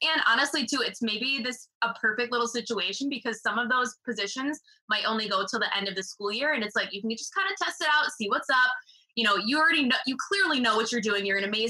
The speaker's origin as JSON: {"language": "English", "region": "Wisconsin", "country": "United States", "said": "I'm from Wisconsin."}